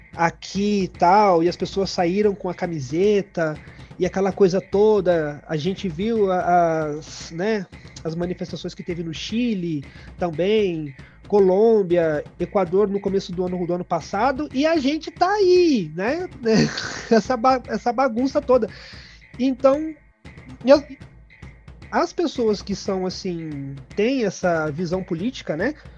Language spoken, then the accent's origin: Portuguese; Brazil; moved away as an adult; now in Peru; eu sou do Brasil